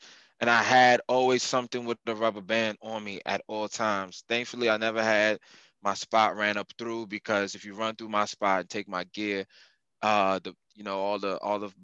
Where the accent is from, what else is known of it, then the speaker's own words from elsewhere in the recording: Montgomery County, Maryland, United States; I'm from Moco